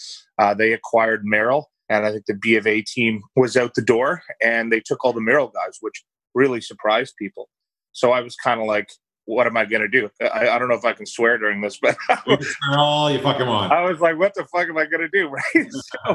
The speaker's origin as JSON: {"language": "English", "town": "Scarborough", "region": "Ontario", "country": "Canada", "tie": "born or raised there", "said": "Yeah, so I grew up in Scarborough. My parents are immigrants from Ireland, so had a very, very humble upbringing"}